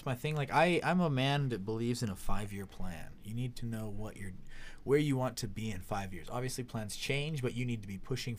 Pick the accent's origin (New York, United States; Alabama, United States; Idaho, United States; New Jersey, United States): Idaho, United States; Blackfoot; It's my hometown, baby.